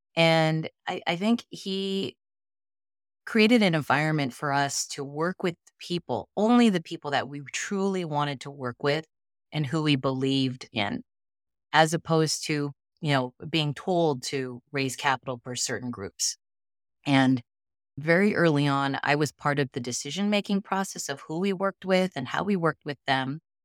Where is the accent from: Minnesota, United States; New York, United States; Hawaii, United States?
Hawaii, United States; Honolulu; moved away; I'm fourth generation Japanese American in, from Honolulu, Hawaii